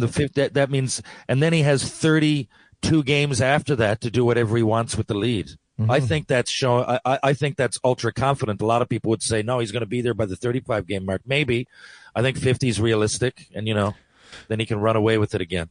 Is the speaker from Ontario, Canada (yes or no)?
no; St. John's, Newfoundland and Labrador, Canada; my hometown